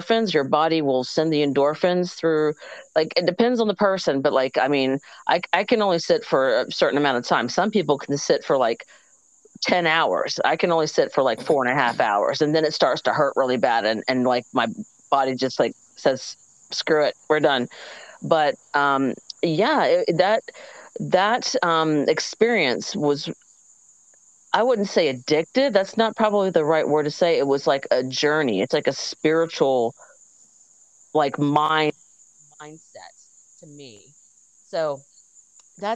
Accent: Georgia, United States; also born or lived in South Carolina; I moved from South Carolina to Georgia, and I had to make new friends when I was 10 years old

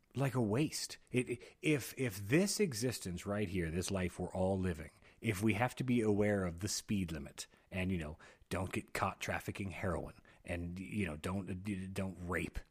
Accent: United States; I'm an American

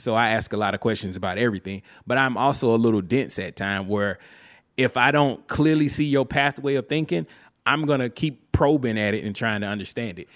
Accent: Alabama, United States; I'm from Alabama

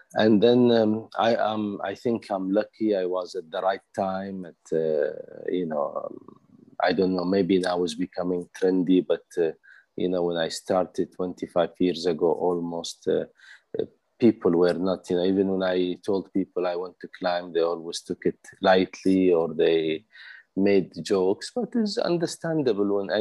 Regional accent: Kuwait; also born or lived in Switzerland; I'm from Kuwait, but I reside part-time in Switzerland.

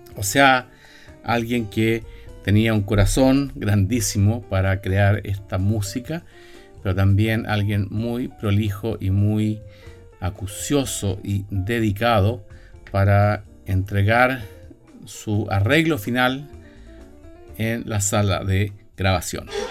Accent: Viña del Mar, Valparaíso, Chile; Viña del Mar, mi ciudad natal

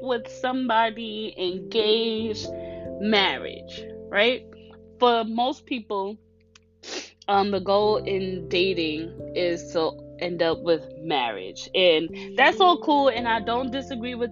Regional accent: New York, United States; I'm from New York.

